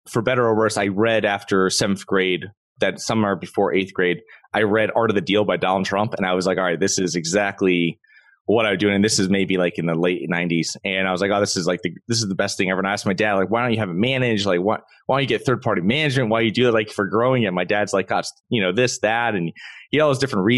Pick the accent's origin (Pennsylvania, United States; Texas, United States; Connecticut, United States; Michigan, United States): Connecticut, United States; moved away as an adult; now in Florida, United States; I'm originally from Connecticut. I moved down to Florida in 2012